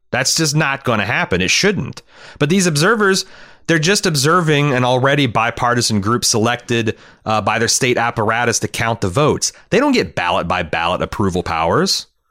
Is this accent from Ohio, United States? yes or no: yes; Cincinnati, Ohio, United States; In Cincinnati, my hometown